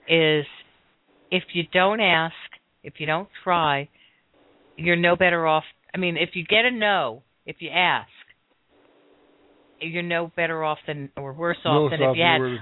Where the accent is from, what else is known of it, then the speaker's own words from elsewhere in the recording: Miami, Florida, United States; moved away; I was from Miami.